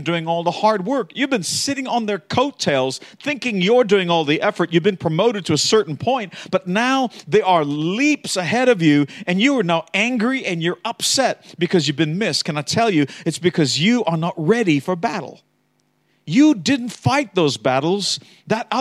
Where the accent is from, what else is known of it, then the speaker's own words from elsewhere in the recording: Australia; I am an Aussie. True. But I also was raised with Americans